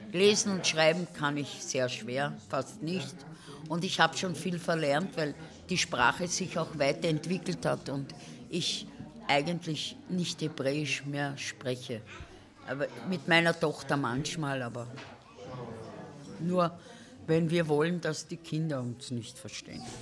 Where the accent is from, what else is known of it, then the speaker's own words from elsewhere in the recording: Cologne, North Rhine-Westphalia, Germany; moved away as an adult; now in Austria; Naja, und dann bin ich da gekommen und habe als Kölnerin gearbeitet